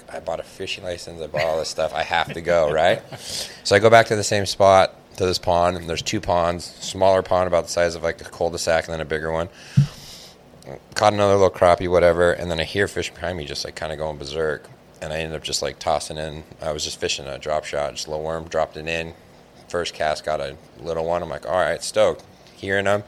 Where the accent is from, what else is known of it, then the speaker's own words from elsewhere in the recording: California, United States; I'm from California